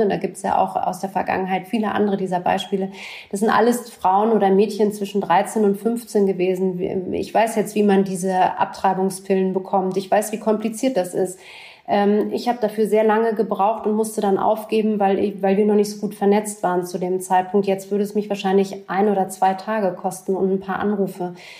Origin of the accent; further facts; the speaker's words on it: Berlin, Germany; Ich bin in West Berlin groß geworden